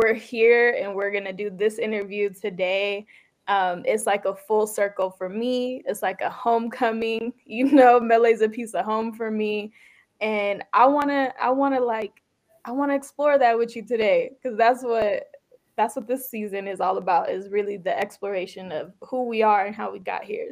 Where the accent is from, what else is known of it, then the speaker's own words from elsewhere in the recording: San Jose, California, United States; first language Tigrinya; English is a second language; also born or lived in Sudan; we were both growing up in the Bay Area. You know, you were in San Francisco. I was bouncing around all the cities, but in San Jose